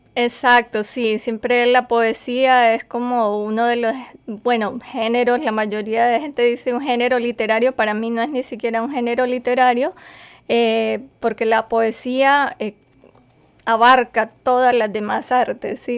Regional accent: Colombia; moved away as an adult; now in United States; yo soy escritora colombiana

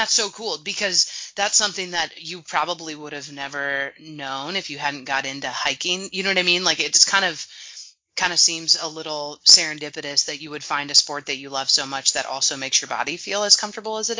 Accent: Portland, United States; I grew up in Portland, so all I really know is rain

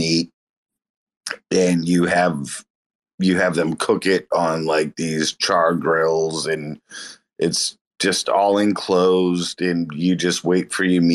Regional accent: Massachusetts, United States; I'm in New England. I'm from Massachusetts.

